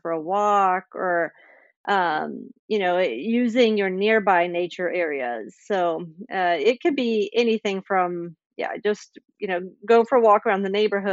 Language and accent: English; Sweden; moved away as an adult; also born or lived in Indiana, United States; I grew up in Sweden, but I've also lived in the States for 15 years. Just moved back to Sweden about 4 years ago